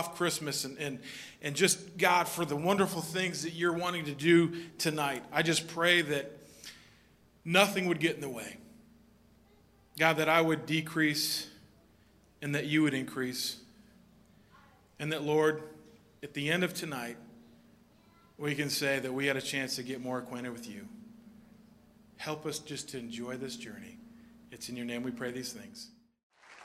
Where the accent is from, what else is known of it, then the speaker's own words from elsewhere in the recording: Minnesota, United States; moved away; I'm originally from Minnesota